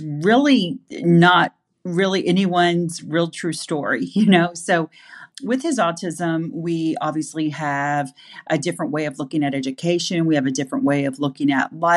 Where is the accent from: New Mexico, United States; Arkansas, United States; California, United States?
Arkansas, United States; Fort Smith; moved away; also born or lived in Bentonville, Arkansas; I was raised in Fort Smith, Arkansas, and have a true love for the entire state. I've moved back to Arkansas twice